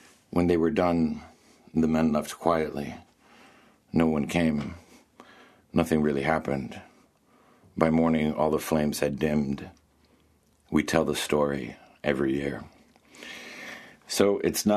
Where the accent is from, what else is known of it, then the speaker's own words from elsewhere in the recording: Bethel, United States; I'm back in Bethel in my hometown